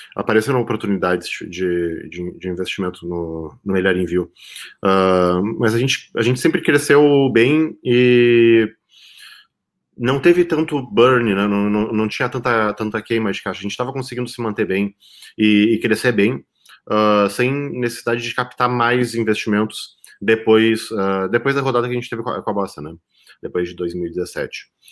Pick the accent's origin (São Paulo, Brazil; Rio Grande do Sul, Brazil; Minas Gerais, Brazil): Rio Grande do Sul, Brazil; Pelotas; also born or lived in São José dos Campos; Estou aqui em Pelotas, Rio Grande do Sul, que é a minha cidade natal